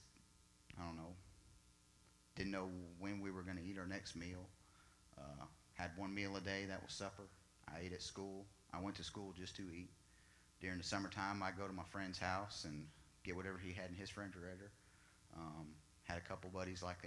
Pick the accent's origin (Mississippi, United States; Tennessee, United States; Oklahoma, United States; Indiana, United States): Oklahoma, United States; Enid; I was born in Enid, Oklahoma, 1982, December 29th, middle of winter.